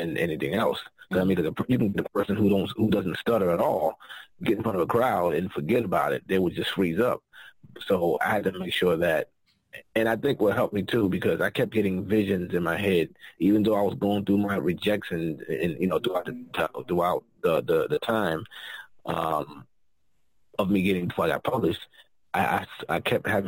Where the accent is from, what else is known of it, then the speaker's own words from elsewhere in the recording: New York, United States; I talk fast. I'm from New York